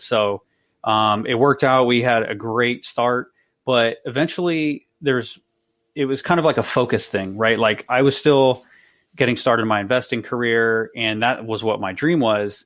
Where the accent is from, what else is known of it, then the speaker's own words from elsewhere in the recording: East Bay, California, United States; now in San Jose, United States; I'm originally from the East Bay